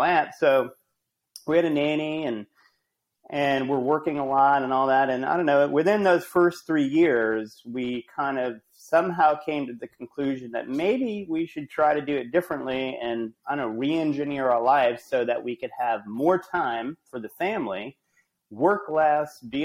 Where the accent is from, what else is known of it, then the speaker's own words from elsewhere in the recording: Rhode Island, United States; moved away as an adult; also born or lived in Amherst, Massachusetts / New York / Los Angeles; I'm from Rhode Island originally